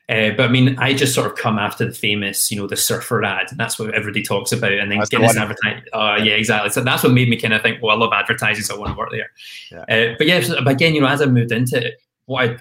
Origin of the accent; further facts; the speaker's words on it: Glasgow, Scotland, United Kingdom; moved away as an adult; also born or lived in London; I was the same as any kid growing up in Glasgow